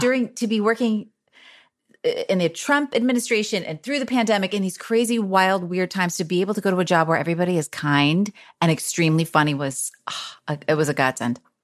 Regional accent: Bernardsville, New Jersey, United States; moved away; also born or lived in Chicago; I'm actually from New Jersey, even though I lived in Chicago a long time

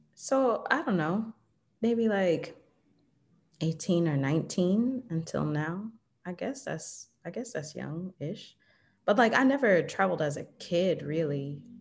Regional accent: Southern Illinois, United States; moved away as an adult; also born or lived in Atlanta, Georgia / El Salvador / Jamaica; I was born in Illinois, Southern Illinois, uh, in a small town

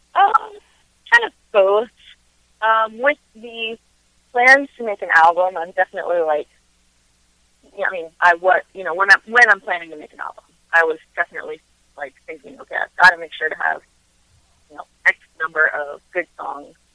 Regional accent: Front Royal, Virginia, United States; also born or lived in Nashville, Tennessee / Winchester, Virginia; I grew up in Front Royal

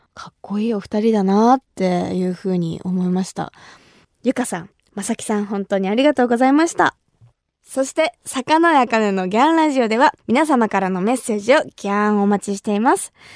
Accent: Kumamoto, Japan; 私が生まれ育った熊本

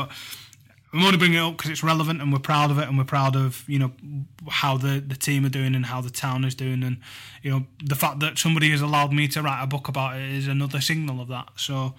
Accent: Tottenham, London, United Kingdom; because I've always supported Tottenham. This is my hometown, and I do have an awful lot of pride in what we've achieved in the wider context of it.

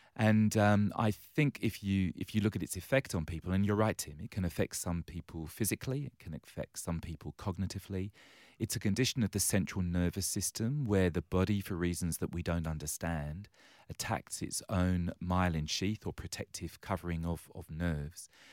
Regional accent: London, United Kingdom; now in Western Australia, Australia; I was born and raised on the wrong side of the railway tracks in London town.

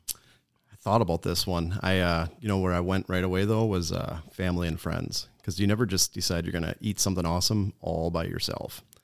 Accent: Menasha, Wisconsin, United States; I grew up in Menasha. I'm a Winnebago County guy

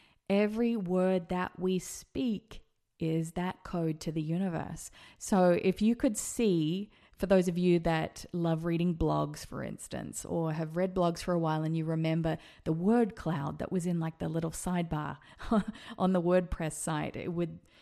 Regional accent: Las Vegas, Nevada, United States; should perhaps think about moving to America. And then it happened. We decided to move to Vegas, my hometown.

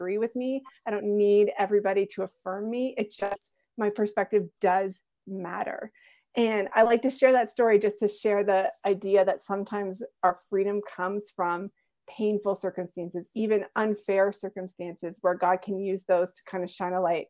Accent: Canada; also born or lived in Alberta; I'm from Canada. I live in Alberta, close to Banff and the Rockies

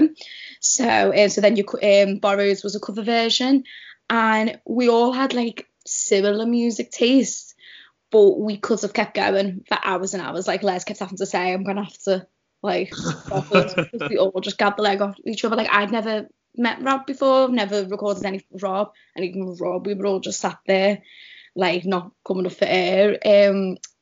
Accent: Liverpool, North West England, United Kingdom; accent: Scouse; growing up in Liverpool, you always think of Radio City is just this big Scouse thing

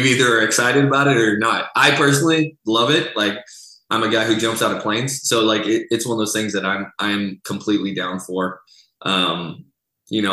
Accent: Texas, United States; also born or lived in Seattle; now in Chicago, United States; I grew up in Texas where we didn't get much snow

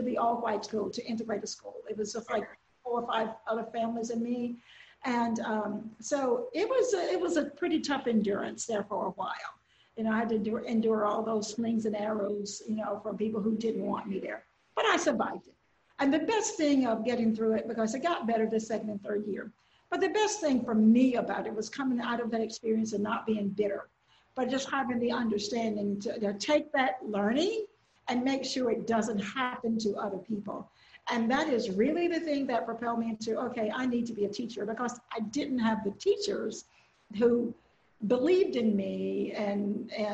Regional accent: Willisville, Arkansas, United States; I grew up in Nevada County, one of our smaller counties in Southwest Arkansas, actually. And the town I grew up in, the little community, is called Willisville.

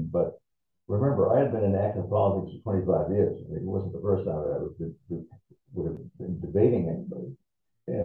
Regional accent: Boston, Massachusetts, United States; I was from Boston.

